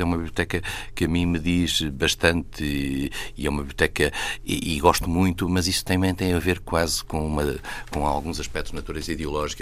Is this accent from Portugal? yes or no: yes; Vila Real, Norte, Portugal; moved away; na minha terra, em Vila Real, traz os montes